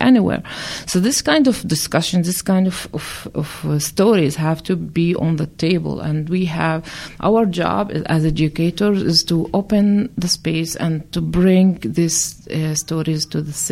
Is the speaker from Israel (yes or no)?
yes; a village in the Galilee, Northern District, Israel; also born or lived in Jerusalem; now in Wahat al-Salam/Neve Shalom, Israel; I was born in different village in the Galil in the north, and seeing the remains of my original village